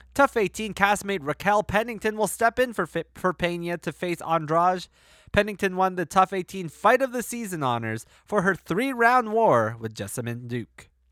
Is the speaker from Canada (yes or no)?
yes; Toronto, Ontario, Canada; my hometown of Toronto